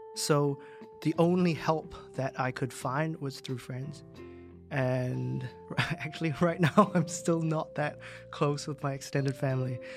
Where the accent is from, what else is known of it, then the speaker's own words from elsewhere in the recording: New Zealand; moved away as an adult; now in Hong Kong; when I grew up in New Zealand, uh, uh, the only way to get around was car.